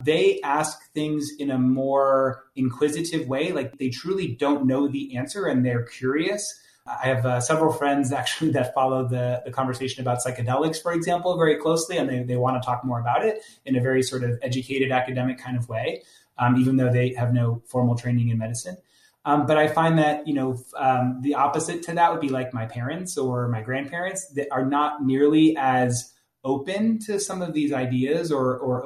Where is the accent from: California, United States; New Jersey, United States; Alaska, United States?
New Jersey, United States; I'm from New Jersey, so there's often lots of like four-letter expletives